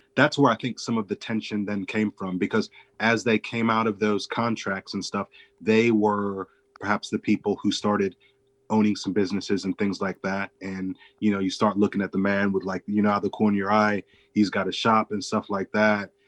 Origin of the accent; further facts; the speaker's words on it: Chicago, Illinois, United States; I grew up in and around Chicago